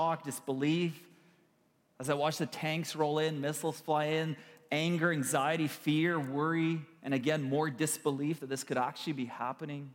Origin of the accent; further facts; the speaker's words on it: Kyiv, Ukraine; moved away; I was born in Kiev, Ukraine. We have relatives and family and friends back home.